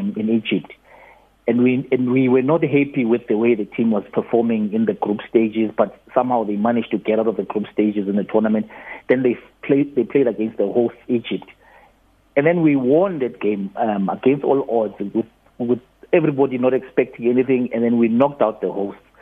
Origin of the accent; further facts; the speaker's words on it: South Africa; we are South African.